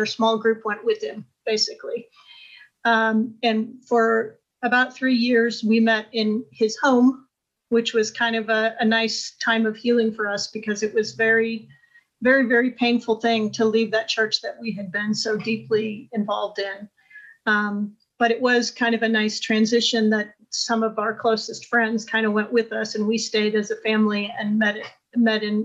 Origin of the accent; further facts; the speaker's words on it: Indianapolis, Indiana, United States; moved away as an adult; also born or lived in Haiti / Jerusalem / Washington / Cameroon; we moved to my hometown of Indianapolis